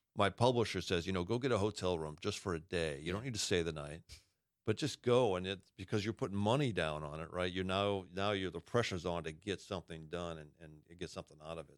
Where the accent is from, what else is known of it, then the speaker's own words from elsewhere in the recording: Massachusetts, United States; I'm a masshole. I grew up in Massachusetts